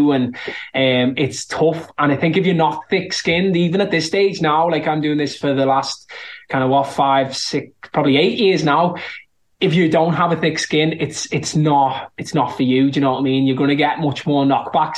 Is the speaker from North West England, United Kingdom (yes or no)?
yes; Liverpool, North West England, United Kingdom; accent: Scouse; I'm from Liverpool and I'm a Scouser